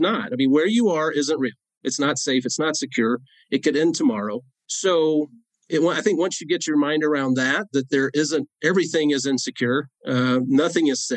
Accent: Northeast Georgia, United States; now in Colorado, United States; I grew up in Northeast Georgia on a dirt road.

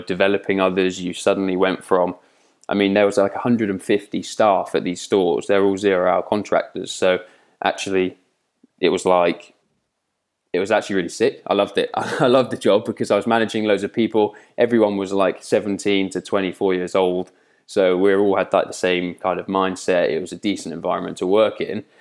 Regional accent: Twyford, South East England, United Kingdom; moved away as an adult; also born or lived in Slough / Newcastle / Sheffield; I'm a Southerner, lived in Reading, born in Slough, um, but lived in Reading, a place called Twyford, my whole life

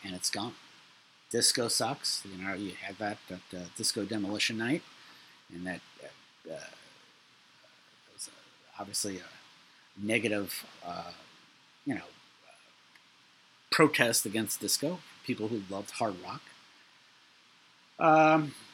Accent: New York City, New York, United States; I'm from Brooklyn

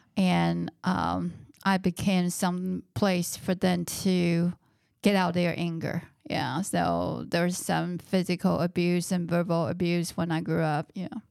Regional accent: Taiwan; now in United States; I was born in Taiwan and I grew up in Taiwan.

